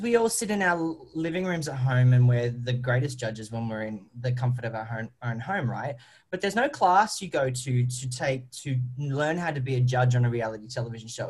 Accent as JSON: {"language": "English", "country": "Australia", "accent": "Australian", "said": "I am an Australian"}